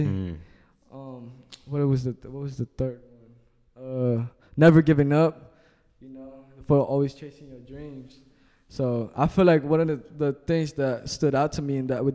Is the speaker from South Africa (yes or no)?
no; Olongapo, Central Luzon, Philippines; also born or lived in Japan; now in Virginia, United States; I was from the Philippines, you know, like, you know, one house with 13 people to moving to Japan, finally staying in Virginia